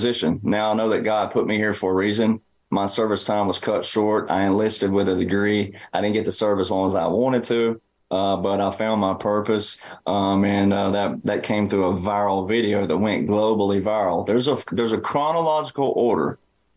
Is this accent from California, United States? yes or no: no; Alabama, United States; my hometown in Alabama